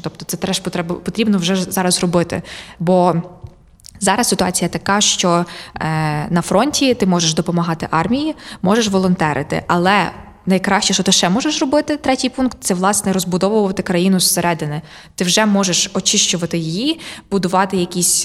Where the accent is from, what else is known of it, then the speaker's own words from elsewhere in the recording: Ukraine; я українка